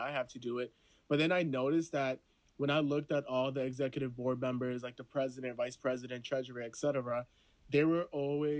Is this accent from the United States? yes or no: no; Honduras; moved away; I'm from Honduras, I'm a first gen